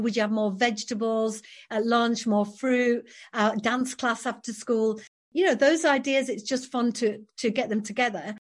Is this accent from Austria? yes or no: no; Yorkshire and the Humber, United Kingdom; I'm from West Yorkshire, born and raised here, I'm, I'm a proud Yorkshire woman